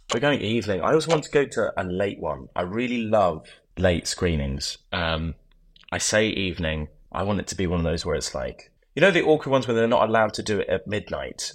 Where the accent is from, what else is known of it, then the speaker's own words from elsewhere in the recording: Oxford, South East England, United Kingdom; now in London, United Kingdom; I grew up in Oxford, so I went back to Oxford